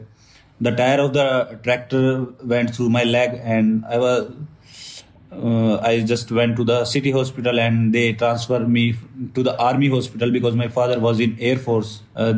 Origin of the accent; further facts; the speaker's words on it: Sonipat, Haryana, India; I'm from Sonipat, Haryana village